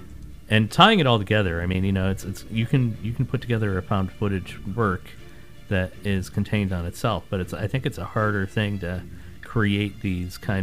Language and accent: English; Northeast, United States; growing up in the Northeast